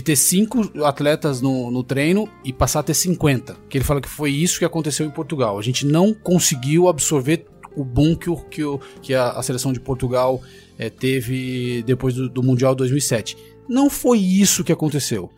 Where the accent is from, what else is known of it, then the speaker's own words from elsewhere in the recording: São José dos Campos, São Paulo, Brazil; sou de São José dos Campos, lá tinha um rugby é, bastante fervoroso ali nas, nas categorias de base